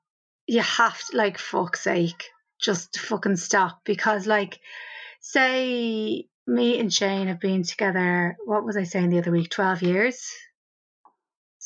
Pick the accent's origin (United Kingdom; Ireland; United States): Ireland; as Irish people